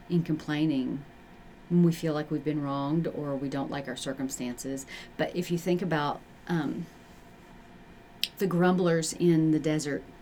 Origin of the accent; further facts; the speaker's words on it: Appalachia, United States; I'm Appalachian